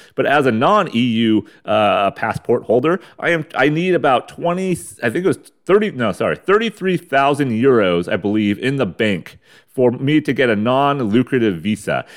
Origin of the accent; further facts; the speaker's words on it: United States; a white American male